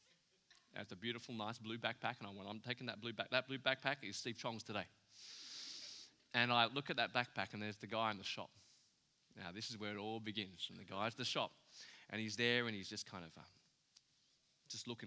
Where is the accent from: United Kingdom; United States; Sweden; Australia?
Australia; I'm from Australia